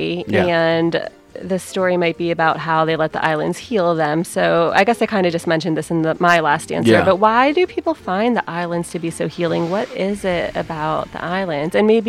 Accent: Philadelphia, Pennsylvania, United States; now in Hawaii, United States; I'm from Philly

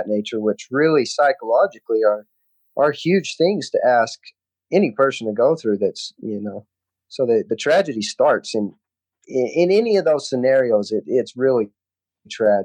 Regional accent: Colorado City, Arizona, United States; I'm from Colorado City, Arizona. Also known as Short Creek. My background is I grew up in the FLDS with Warren Jeffs

